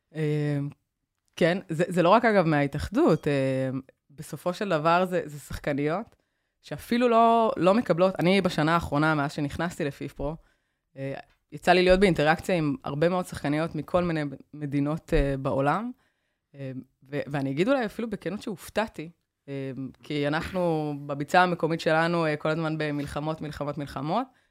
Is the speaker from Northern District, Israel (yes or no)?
no; Kiryat Tivon, Haifa District, Israel; also born or lived in United States; נסעתי מטבעון לחולון